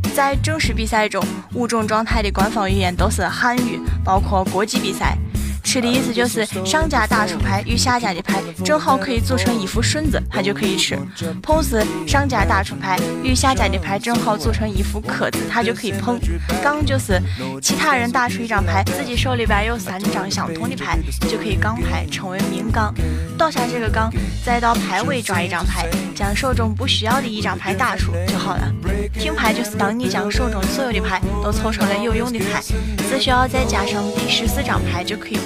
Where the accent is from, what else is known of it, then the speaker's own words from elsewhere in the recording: Xi'an, Shaanxi, China; 我们西安